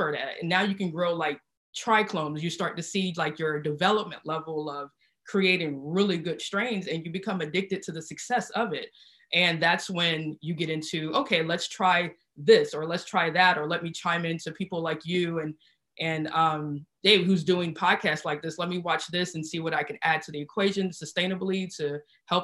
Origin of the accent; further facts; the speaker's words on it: South Carolina, United States; moved away as an adult; now in California, United States; I'm from South Carolina and I was raised in the South